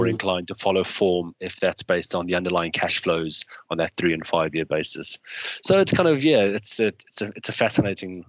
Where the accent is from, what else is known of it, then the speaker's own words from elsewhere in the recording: South Africa; now in United Kingdom; growing up in South Africa, we had coverage of every single football match.